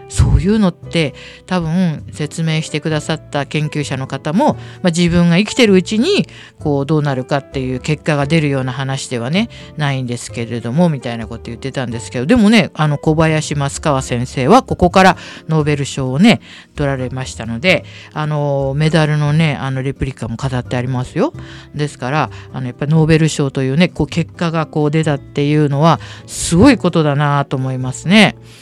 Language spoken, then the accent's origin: Japanese; Tokyo, Japan; 下町のね向島生まれ育ちで